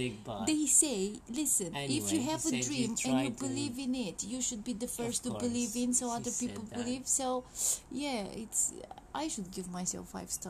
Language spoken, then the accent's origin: English; Romania; moved away as an adult; now in London, United Kingdom; Okay. But like a bit of history, like we are from Romania.